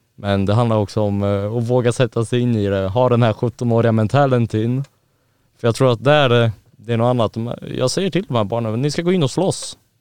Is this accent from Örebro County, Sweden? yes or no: yes; Örebro, Örebro County, Sweden; moved away; där hemma där jag kommer ifrån